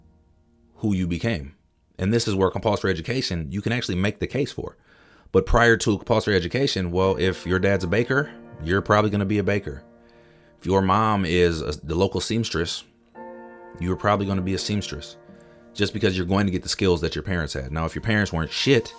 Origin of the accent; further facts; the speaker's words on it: Minneapolis–Saint Paul, Minnesota, United States; I'm from the Twin Cities in Minnesota